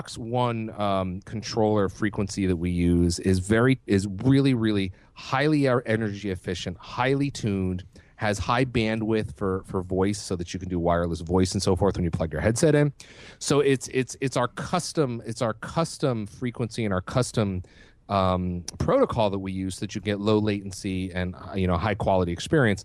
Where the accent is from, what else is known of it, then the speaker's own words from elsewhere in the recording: New England, United States; now in West Coast, United States; I'm from the East Coast. I'm from New England, and I always have been considered myself. I will always consider myself an East Coaster.